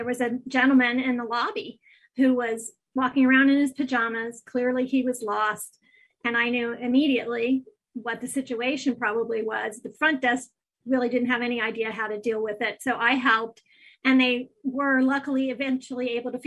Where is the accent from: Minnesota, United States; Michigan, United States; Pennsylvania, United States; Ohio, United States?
Ohio, United States; Athens; Athens is where I grew up.